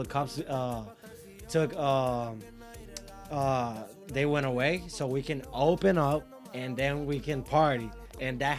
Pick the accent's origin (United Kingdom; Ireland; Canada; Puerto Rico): Puerto Rico; San Sebastián; I'm from San Sebastian.